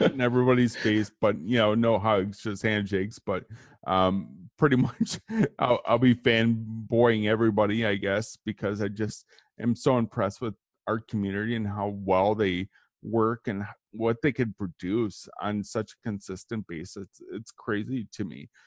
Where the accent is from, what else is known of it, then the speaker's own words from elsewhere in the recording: Kenosha, Wisconsin, United States; I grew up in Kenosha, which is right in between Chicago and Milwaukee